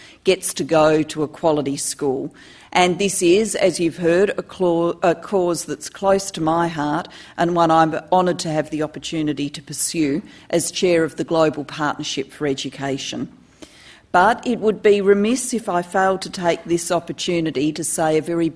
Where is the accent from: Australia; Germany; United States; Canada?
Australia; Adelaide, South Australia; also born or lived in Wales; my hometown of Adelaide